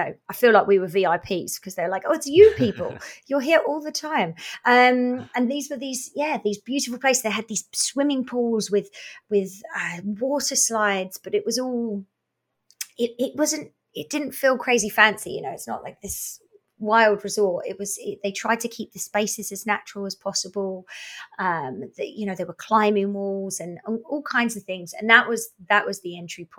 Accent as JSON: {"language": "English", "area": "Essex", "region": "East of England", "country": "United Kingdom", "tie": "born or raised there", "moved": "yes", "lives_now": "Revelstoke, Canada", "said": "I grew up in our version of a province called Essex"}